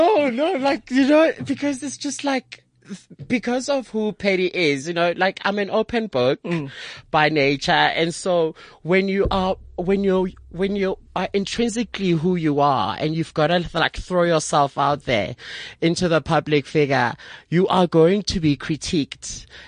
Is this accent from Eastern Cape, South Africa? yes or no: no; Soweto, Gauteng, South Africa; I'm a Sowetan.